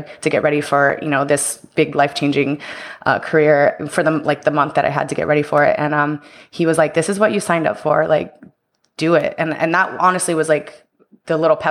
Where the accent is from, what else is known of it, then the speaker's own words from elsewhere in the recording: Houston, Texas, United States; moved away as an adult; also born or lived in Tampa; I'm from Houston, Texas, and so I was living there at the time